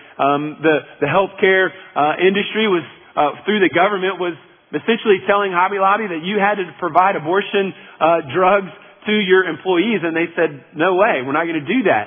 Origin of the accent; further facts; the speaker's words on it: United States; as American citizens